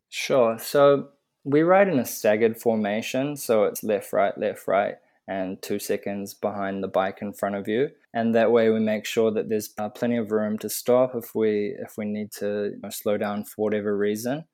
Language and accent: English; Auckland, New Zealand; I'm from Auckland, New Zealand